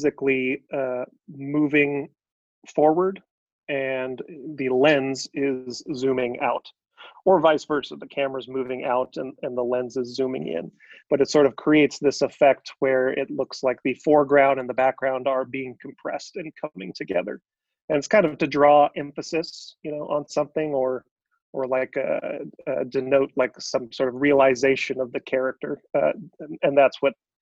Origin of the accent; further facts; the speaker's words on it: Fresno, California, United States; I'm born and raised in Fresno